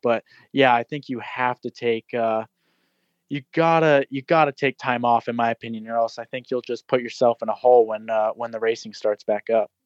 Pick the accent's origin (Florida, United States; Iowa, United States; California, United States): Florida, United States; I'm originally from Florida, and I've been on the East Coast for my whole life